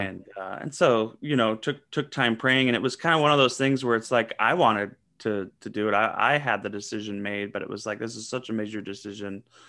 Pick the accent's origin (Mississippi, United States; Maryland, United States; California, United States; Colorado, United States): California, United States; Southern; also born or lived in Seattle; now in Atlanta, United States; I grew up in Southern California